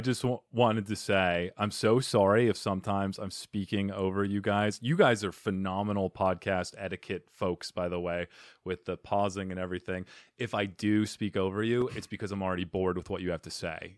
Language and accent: English; Arizona, United States; I'm from Arizona, so we meet, you know, battling scorpions and s-, surviving in the desert